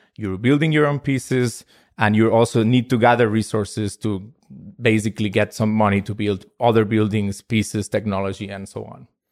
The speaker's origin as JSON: {"language": "English", "country": "Spain", "said": "I am from Spain"}